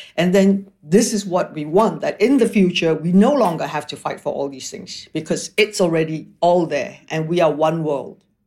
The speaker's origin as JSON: {"language": "English", "country": "Malaysia", "also_born_or_lived": "Paris, France / Toronto, Canada", "moved": "yes", "said": "I'm from Malaysia. So Malaysia really is my main residence"}